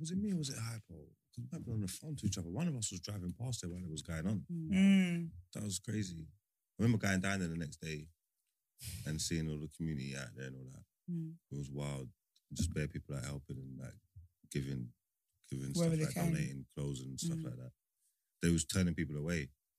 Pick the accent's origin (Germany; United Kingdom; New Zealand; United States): United Kingdom; London; I'm from East.